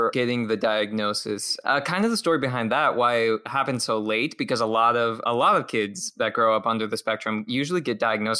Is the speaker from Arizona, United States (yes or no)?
yes; Phoenix, Arizona, United States; also born or lived in Washington State; I grew up in the Phoenix area of Arizona. So I am originally from Washington State, but I moved down here to the Valley when I was about 5 years old.